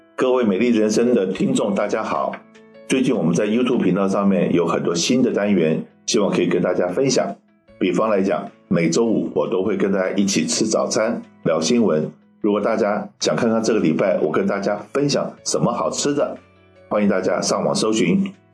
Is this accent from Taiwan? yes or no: yes; Taiwan; moved away; 我的生长的环境是当年我在台湾出生长大嘛